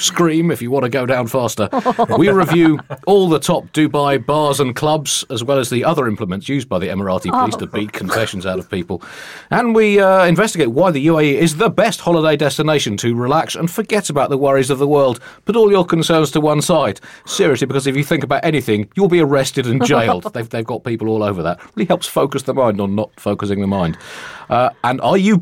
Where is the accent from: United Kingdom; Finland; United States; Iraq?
United Kingdom; speaking as a Brit